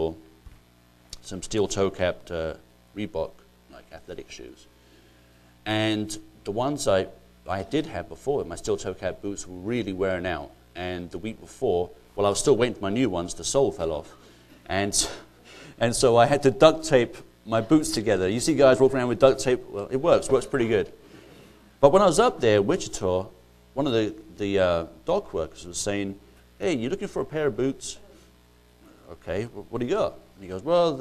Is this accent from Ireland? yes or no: yes; Ireland; moved away as an adult; now in United States; I'm not actually English, I'm actually Irish